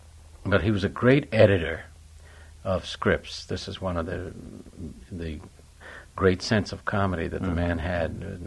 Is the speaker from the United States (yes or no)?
yes; New York City, New York, United States; moved away; I was born and raised in New York City